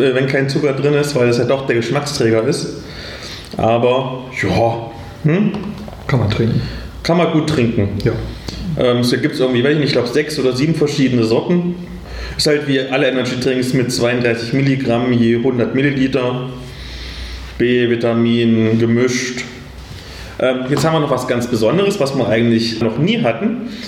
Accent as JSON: {"language": "German", "town": "Würzburg", "region": "Bavaria", "country": "Germany", "said": "ich komme aus Würzburg, bin Organisator"}